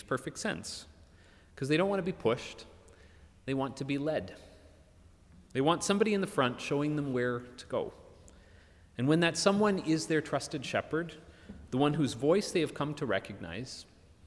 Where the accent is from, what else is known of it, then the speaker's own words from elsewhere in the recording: Minneapolis, Minnesota, United States; moved away; my hometown of Minneapolis